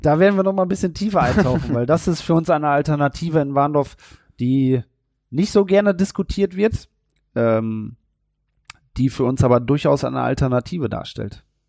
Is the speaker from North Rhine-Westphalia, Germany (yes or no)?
yes; Warendorf, North Rhine-Westphalia, Germany; Ich bin ja gebürtiger Neuwarndorfer.